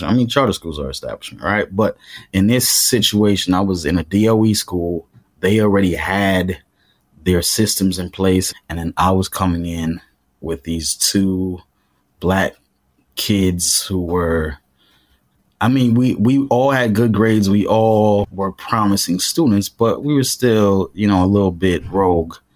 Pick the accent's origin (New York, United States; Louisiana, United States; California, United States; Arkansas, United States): New York, United States; New York City; I grew up in Crown Heights